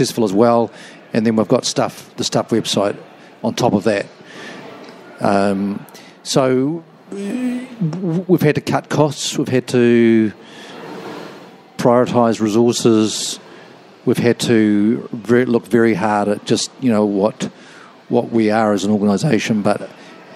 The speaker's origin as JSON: {"language": "English", "region": "Auckland", "country": "New Zealand", "tie": "born or raised there", "lives_now": "Christchurch, New Zealand", "said": "I was brought up in Auckland, but where I work is Christchurch"}